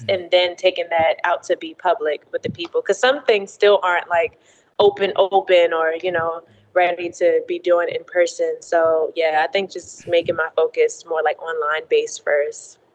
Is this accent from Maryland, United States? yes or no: yes; Baltimore, Maryland, United States; now in Atlanta, United States; I'm originally from Baltimore, Maryland. Um, so born and raised there.